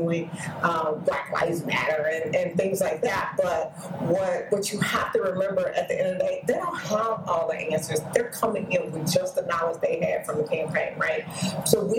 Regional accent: Arkansas, United States; moved away; I'm originally from Arkansas

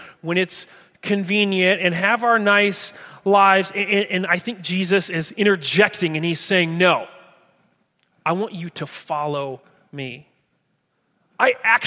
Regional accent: Atkinson, Nebraska, United States; moved away; I love my hometown. I love Atkinson

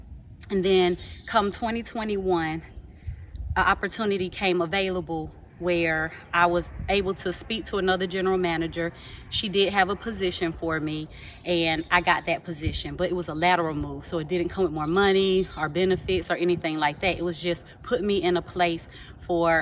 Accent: Georgia, United States; I'm from Georgia

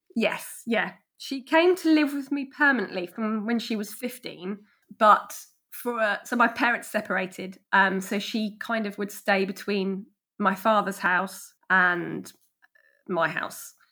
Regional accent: Ashford, South East England, United Kingdom; I grew up in Ashford, um, a street away from where I currently live

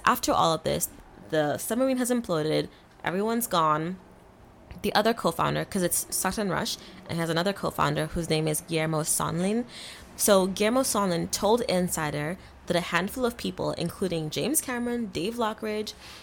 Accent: Kenya; moved away; I grew up in Kenya

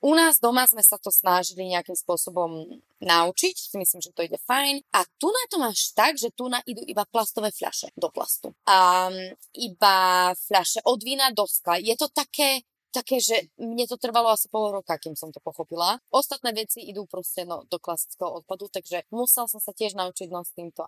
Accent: eastern Slovakia, Slovakia; moved away; my sme všetci z východu

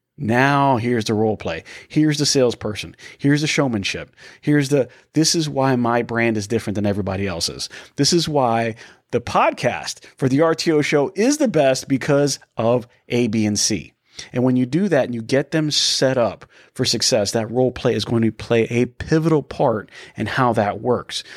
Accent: Tampa, Florida, United States; We are from the Tampa area, Danny

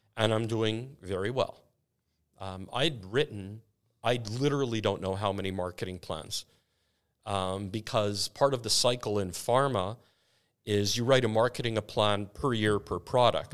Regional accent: Canada; I'm so Canadian.

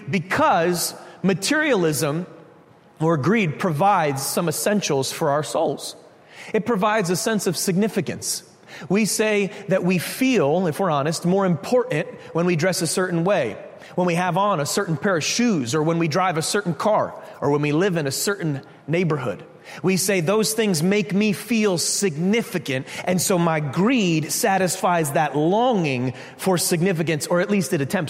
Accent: Connecticut, United States; we're from Connecticut

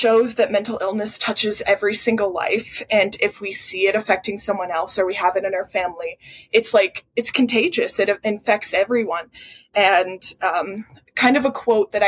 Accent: Wyoming, United States; born or raised there

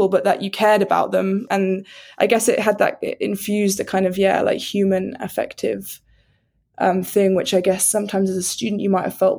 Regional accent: United Kingdom

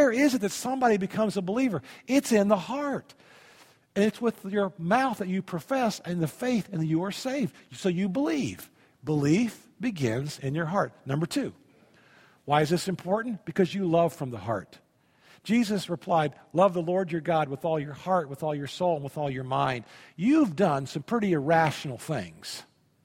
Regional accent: Indiana, United States; also born or lived in Tennessee; I grew up in Indiana. We had wells in Indiana.

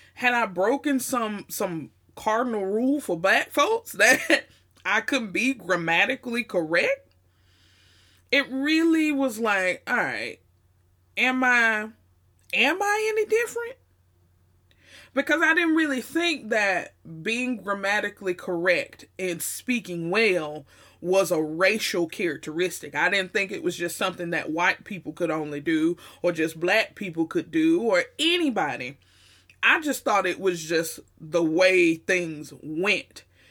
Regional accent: the South, United States; accent: Southern twang, Southern drawl; they always talked about our accents here in the South. The Southern twang and the Southern drawl was very, very real.

